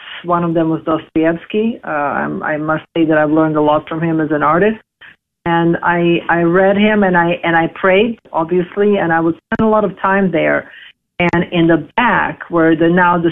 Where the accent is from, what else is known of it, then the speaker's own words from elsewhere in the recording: Belgrade, Serbia; also born or lived in Los Angeles, United States; now in Greece; I was born in Belgrade. At the time when I was born, 1975, it was Yugoslavia.